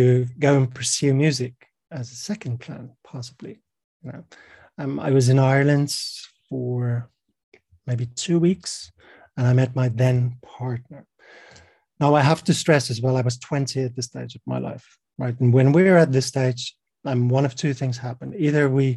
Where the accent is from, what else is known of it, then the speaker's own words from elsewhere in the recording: South Africa; I'm from South Africa. I was born in 1980